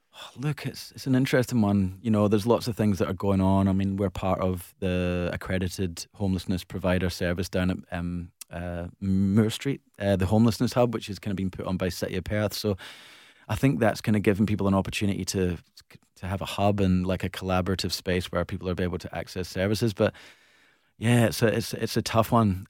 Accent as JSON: {"language": "English", "town": "Glasgow", "region": "Scotland", "country": "United Kingdom", "tie": "born or raised there", "moved": "yes", "lives_now": "Perth, Australia", "said": "growing up in Glasgow"}